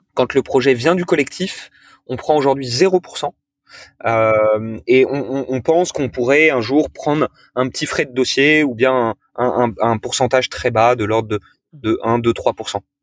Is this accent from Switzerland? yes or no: no; Toulon, Provence-Alpes-Côte d'Azur, France; j'ai grandi à Toulon